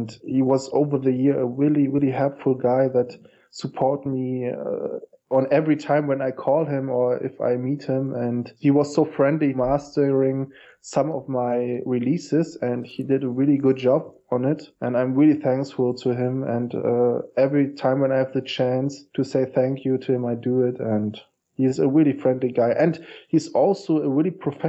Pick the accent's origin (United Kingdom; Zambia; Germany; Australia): Germany; English is a second language; now in Berlin, Germany; I was born in the Russian sector on the GDR.